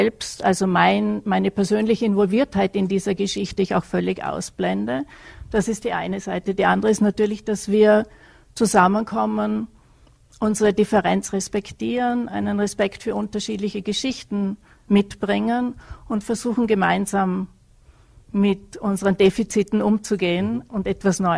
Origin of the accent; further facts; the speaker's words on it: Vorarlberg, Austria; Und ich komme ja aus Vorarlberg, insofern hätte ich wahrscheinlich eher die Tracht getragen und nicht äh, das Dirndl.